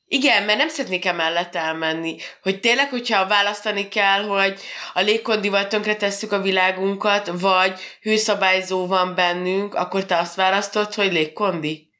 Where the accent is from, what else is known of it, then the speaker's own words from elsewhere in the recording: Hungary; mi magyarok vagyunk